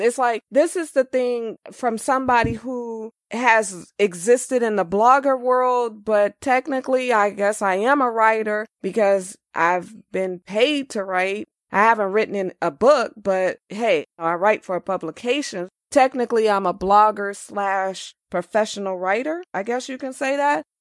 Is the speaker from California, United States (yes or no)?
yes; Los Angeles, California, United States; I'm born and raised in Los Angeles